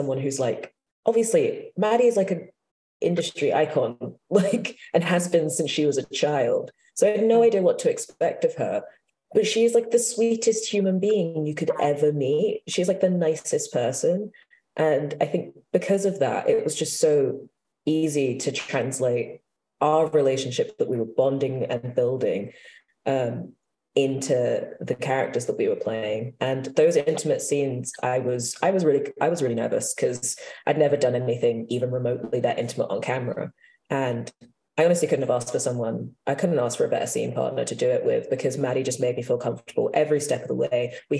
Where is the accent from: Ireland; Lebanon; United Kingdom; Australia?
United Kingdom; London; Born and bred in the East London, baby.